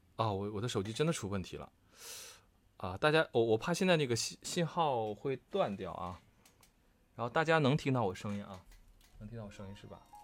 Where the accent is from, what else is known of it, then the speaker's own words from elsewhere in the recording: Changchun, Jilin, China; 我是长春人啊，我是你的老乡啊